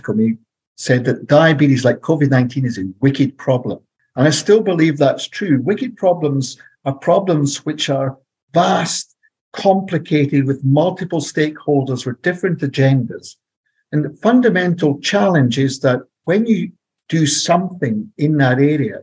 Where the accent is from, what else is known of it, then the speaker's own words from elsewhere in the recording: Scotland, United Kingdom; moved away as an adult; now in Santa Barbara, United States; So you can tell from my accent, I'm not American. I'm from Scotland. I'm a white guy from Scotland, parachuted in to the central coast of California